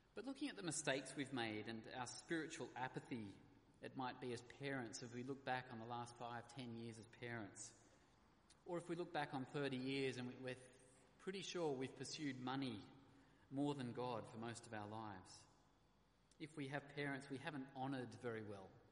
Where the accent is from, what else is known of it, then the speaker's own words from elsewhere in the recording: Australia; being an Aussie